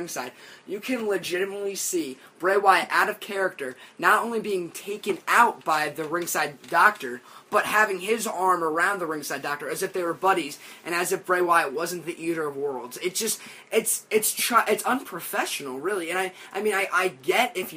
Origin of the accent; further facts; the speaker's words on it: Hamden, Connecticut, United States; I'm from Hamden, Connecticut.